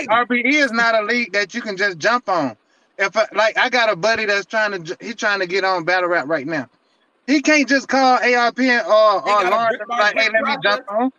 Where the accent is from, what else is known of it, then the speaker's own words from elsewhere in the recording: Atlanta, Georgia, United States; I'm from Atlanta, as you can tell. Mm-hmm. I'm from the South.